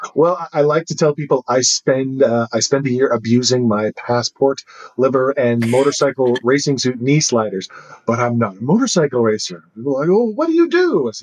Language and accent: English; United States; I don't really behave like an American anymore.